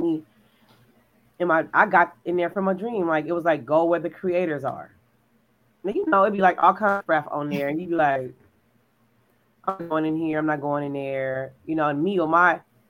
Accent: California, United States; now in Texas, United States; we're from California

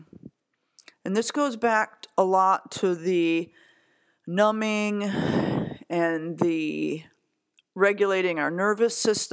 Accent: Chicago, Illinois, United States; I'm from Chicago

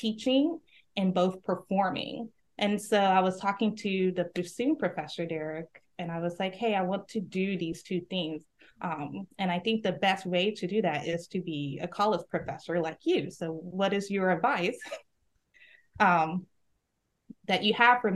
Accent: Laurel, Mississippi, United States; moved away; My hometown is Laurel, Mississippi

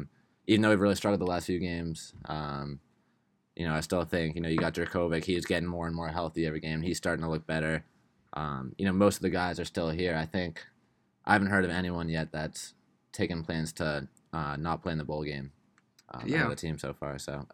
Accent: Andover, Massachusetts, United States; I'm a junior at BC. I'm from Andover, Mass.

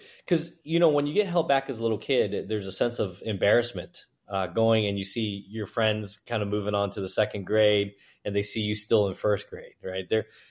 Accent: New York, United States; also born or lived in Guangzhou, China; I was born in Guangzhou, China, and my family moved to Hong Kong for a few months and then immigrated into New York. So we were in Manhattan, Chinatown, like a lot of folks.

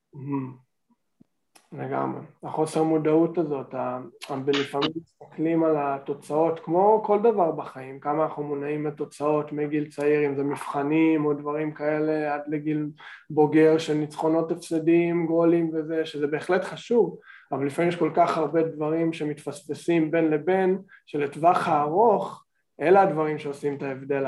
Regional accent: Canada; moved away as an adult; now in Israel; אני מקנדה, אני הייתי בקנדה 14 שנה בתיכון ובקולג'ים

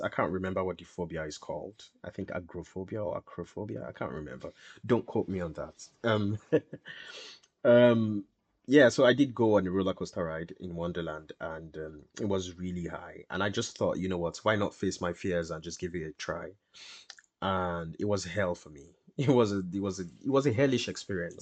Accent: Lagos, Nigeria; moved away as an adult; now in Middlesbrough, United Kingdom; I'm Nigerian. Uh, that's my country of origin.

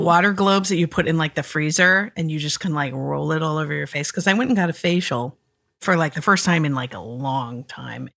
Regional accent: Minnesota, United States; as a Minnesotan

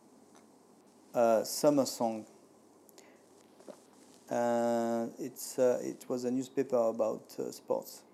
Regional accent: France; now in Tokyo, Japan; I'm French.

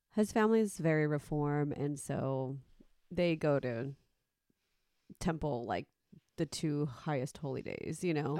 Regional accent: Mexico; me being Mexican

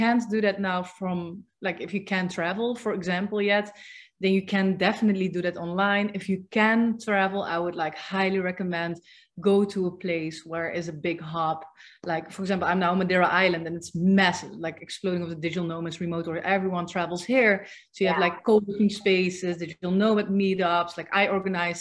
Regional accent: Netherlands; moved away; I'm from the Netherlands.

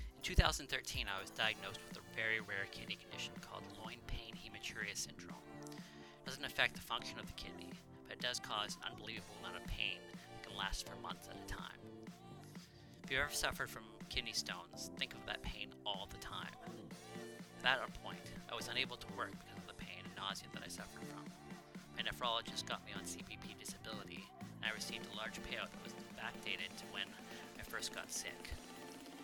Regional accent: Canada; I'm a Canadian, 40 years old.

